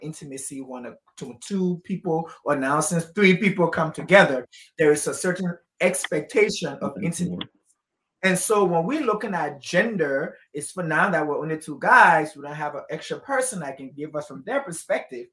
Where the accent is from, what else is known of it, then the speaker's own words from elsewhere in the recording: Liberia; I grew up in Liberia my whole life